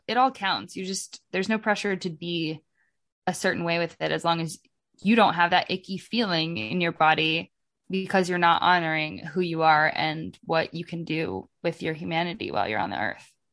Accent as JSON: {"language": "English", "region": "Oregon", "country": "United States", "said": "I'm from, I'm from Oregon."}